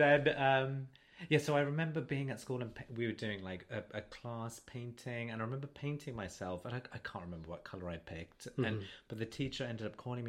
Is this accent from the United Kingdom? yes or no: yes; Wolverhampton, West Midlands, United Kingdom